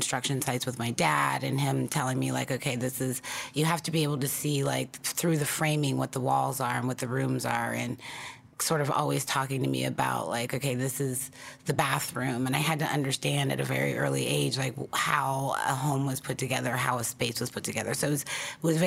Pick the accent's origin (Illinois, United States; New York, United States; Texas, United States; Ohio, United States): Ohio, United States; outside of Dayton; in Ohio, I grew up sort of outside of Dayton, which is sort of central Ohio, and it was a little rural.